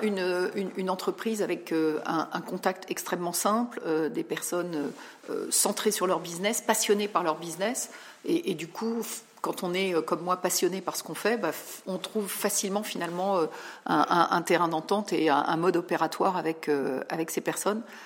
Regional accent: Paris suburbs, Île-de-France, France; also born or lived in Val-de-Marne / Rosny-sous-Bois / Montreuil / Versailles; je suis banlieusarde. Euh, je fais partie de ces personnes qui ont navigué en région parisienne. Je suis née dans le 94

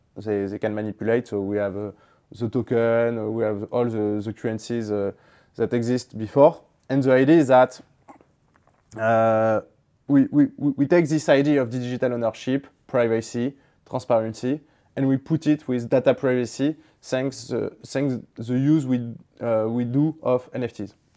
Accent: Toulon, Provence-Alpes-Côte d'Azur, France; I grew up in Toulon

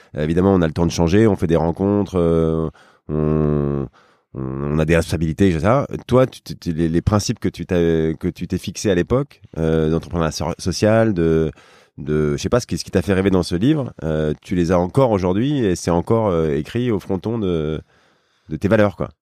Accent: near Rambouillet, Île-de-France, France; je viens de, près de Rambouillet

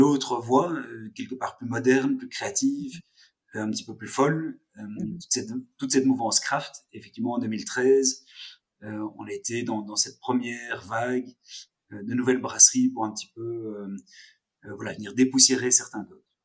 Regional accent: Brussels, Brussels-Capital Region, Belgium; also born or lived in Geneva; je suis né à Bruxelles.

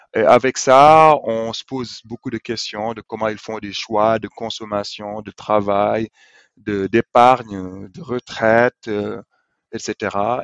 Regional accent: Senegal; moved away as an adult; quand on vient du Sénégal

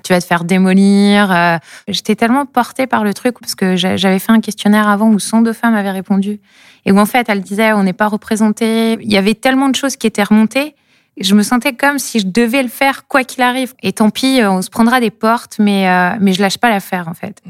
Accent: coast of Brittany, France; now in Brest, France; je suis originaire du côté de Prescott, en fait. Donc, je viens vraiment de la côte

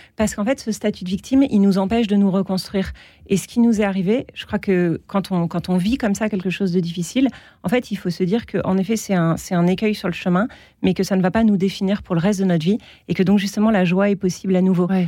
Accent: Alsace, Grand Est, France; j'ai grandi en Alsace

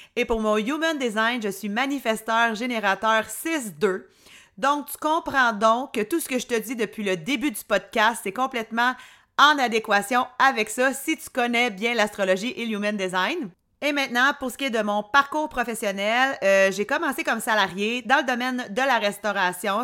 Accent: Drummondville, Quebec, Canada; now in Quebec City, Canada; je viens de Drummond

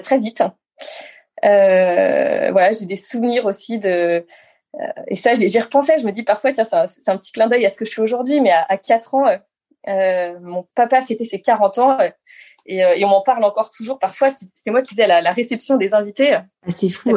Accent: Grenoble, Auvergne-Rhône-Alpes, France; also born or lived in Moûtiers, Savoie; je suis née, euh, oui, à Moutier, donc euh, en Savoie, dans les Alpes. et, après, j'ai surtout grandi à Grenoble, à côté de Grenoble

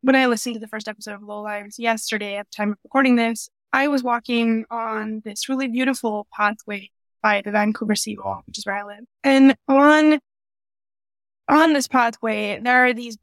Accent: Dubai, United Arab Emirates; moved away as an adult; now in Canada; I moved from Dubai, is where I was raised, and rather the Gulf region. And I moved from there to Canada in 2017, 2018

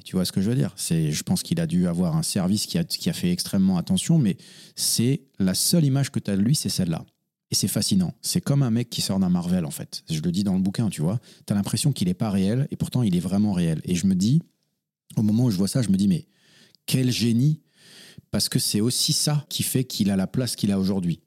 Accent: Forbach, Grand Est, France; moved away as an adult; also born or lived in England / Reims; now in Paris, France; je suis né en Moselle-Est, dans la belle ville de Forbach, euh, dans le 57. J'ai grandi euh, donc là-bas

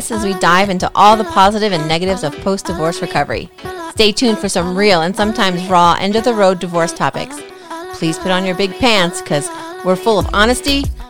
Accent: Tampa, Florida, United States; Being I was born in Tampa

